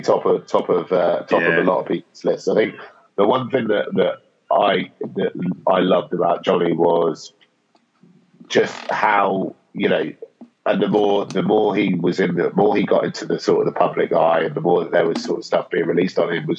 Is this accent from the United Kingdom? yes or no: yes; England, United Kingdom; as an Englishman